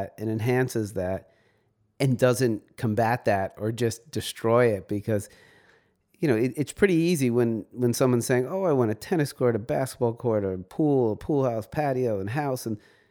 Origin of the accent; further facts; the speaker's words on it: New York City, New York, United States; also born or lived in Montauk, New York; I was born in New York City